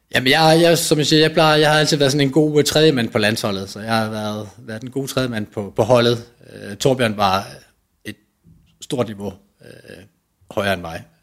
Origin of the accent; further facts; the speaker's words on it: Nyborg, Southern Denmark, Denmark; jeg kommer fra Nyborg af, øh, hvor jeg var med i løbeklubben